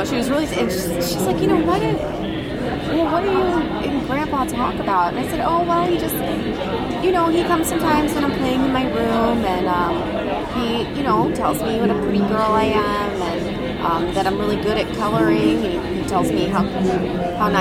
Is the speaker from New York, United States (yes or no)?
no; St. Louis, Missouri, United States; now in Los Angeles, United States; I'm originally from St. Louis, Missouri. I'm in Los Angeles now.